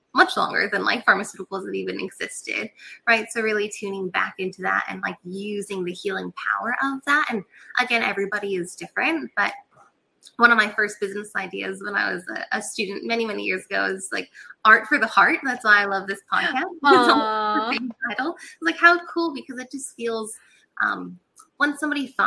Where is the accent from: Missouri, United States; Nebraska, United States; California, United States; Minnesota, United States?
California, United States; Catalina Island; moved away as an adult; also born or lived in North Carolina; I grew up on Catalina Island, which is a little island off the coast of California.